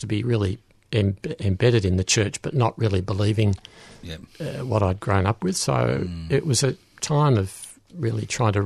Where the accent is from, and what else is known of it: Hyatt, Victoria, Australia; born or raised there